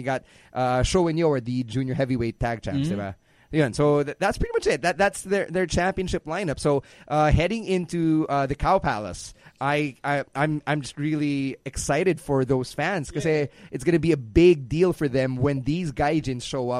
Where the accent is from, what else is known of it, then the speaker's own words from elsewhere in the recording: Philippines; It's kind of like how I'm Filipino, how I'm Chinese Filipino.